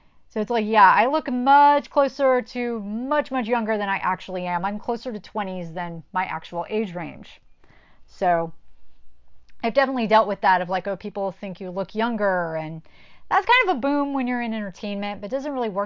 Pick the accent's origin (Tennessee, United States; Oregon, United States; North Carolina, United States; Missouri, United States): North Carolina, United States; growing up in the Christian church in North Carolina